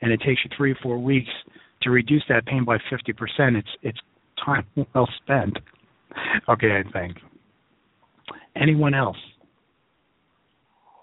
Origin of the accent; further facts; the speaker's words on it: New York City, New York, United States; I tend to talk like I'm from Brooklyn, which I am